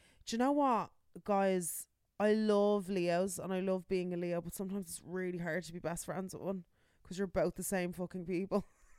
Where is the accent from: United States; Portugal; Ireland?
Ireland; Baldoyle, Leinster; I'm from Baldoyle. Leave me alone.